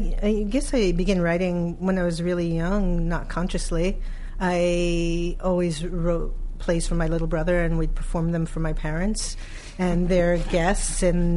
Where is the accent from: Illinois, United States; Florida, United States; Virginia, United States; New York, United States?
New York, United States; New York City; I am from Brooklyn.